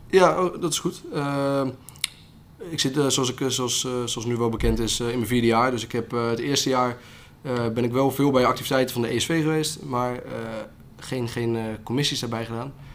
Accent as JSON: {"language": "Dutch", "town": "Otterlo", "region": "Gelderland", "country": "Netherlands", "said": "waar ik vandaan kom, ik kom uit Otterlo."}